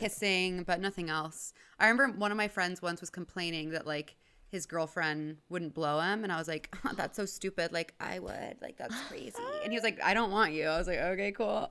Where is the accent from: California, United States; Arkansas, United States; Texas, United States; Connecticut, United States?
Texas, United States; Houston; I grew up in Houston, Texas.